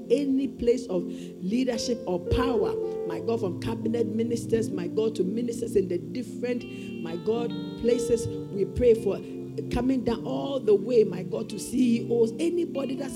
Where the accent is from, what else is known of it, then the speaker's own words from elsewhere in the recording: Ghana; be responsible as a Ghanaian